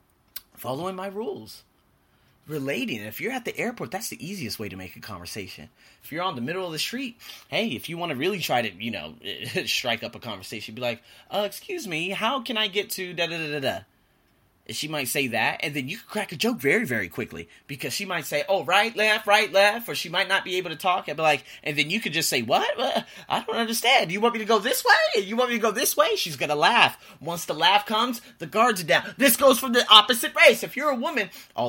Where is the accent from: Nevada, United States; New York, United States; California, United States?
Nevada, United States; Las Vegas; now in Bangkok, Thailand; from Vegas